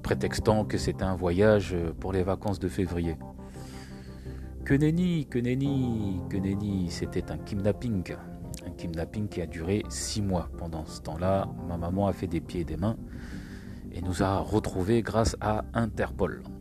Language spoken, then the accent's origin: French; Île-de-France, France; Alors, j'ai grandi en France, je suis toujours en France, en région parisienne. Mes parents sont arrivés en 79, je suis né en 80.